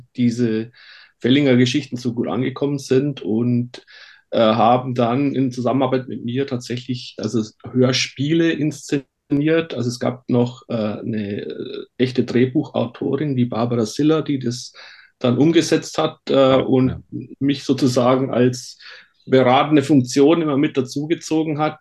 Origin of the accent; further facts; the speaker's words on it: Bavarian Forest, Germany; accent: Bavarian; now in near Stuttgart, Germany; ich bin im Bayerischen Wald aufgewachsen und ah, äh, okay. äh, spreche daher immer noch ein bisschen äh, bayerisch mit.